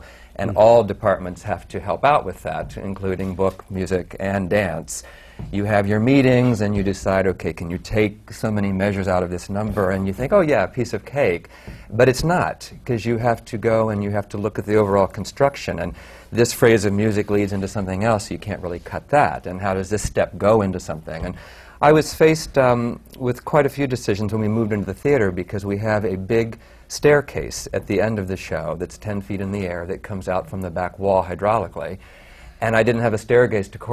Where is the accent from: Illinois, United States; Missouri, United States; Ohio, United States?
Ohio, United States; Columbus; moved away as an adult; I came from Ohio, Columbus, Ohio, I was right out of college